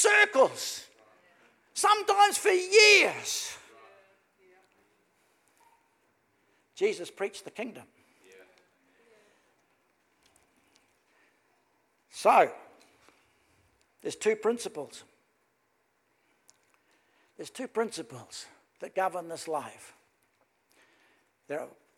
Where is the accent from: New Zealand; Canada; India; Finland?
New Zealand; I'm from New Zealand